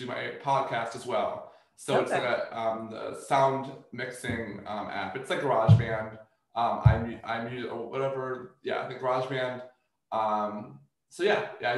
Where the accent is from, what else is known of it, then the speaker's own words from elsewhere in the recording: Columbia, Maryland, United States; I grew up like in Columbia, Maryland